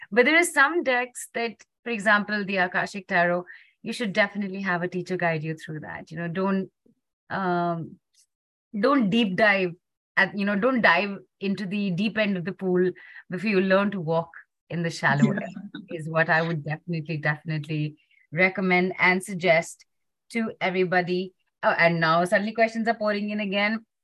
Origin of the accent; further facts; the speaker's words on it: Muscat, Oman; I'm from Muscat